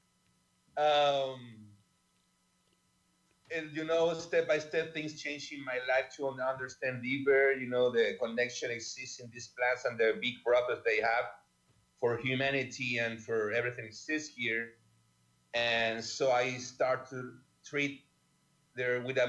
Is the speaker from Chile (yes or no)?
yes; Chile; I'm from Chile. I born there